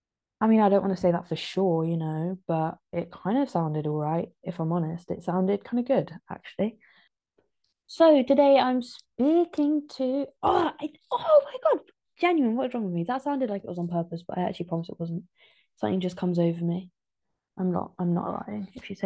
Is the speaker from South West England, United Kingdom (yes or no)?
yes; Ditcham, South West England, United Kingdom; I grew up in Ditcham.